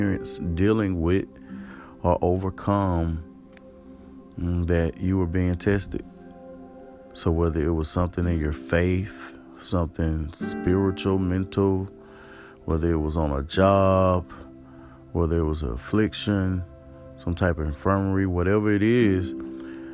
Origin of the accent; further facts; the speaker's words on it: East Point, Georgia, United States; Born September the 7th, 1984. To Pam and William. In Atlanta, Georgia. ATL, shouty. Right in East Point, Georgia.